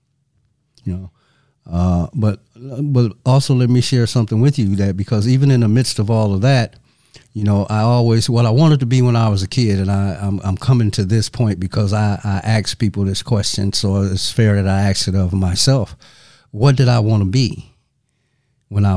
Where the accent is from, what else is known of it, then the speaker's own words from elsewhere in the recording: Saginaw, Michigan, United States; I'm originally from Saginaw, Michigan. And Saginaw is approximately 100 miles north of Detroit.